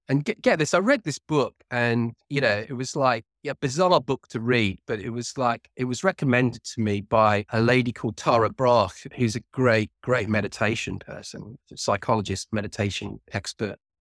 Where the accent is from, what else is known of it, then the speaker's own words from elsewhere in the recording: Cardiff, Wales, United Kingdom; now in near London, United Kingdom; I'm originally from Cardiff, which is the capital of Wales